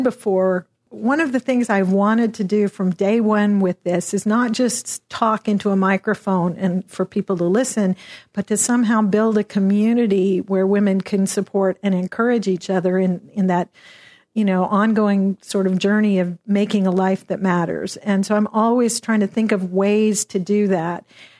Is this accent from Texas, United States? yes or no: yes; Dallas, Texas, United States; I was down in Austin. I'm from Dallas.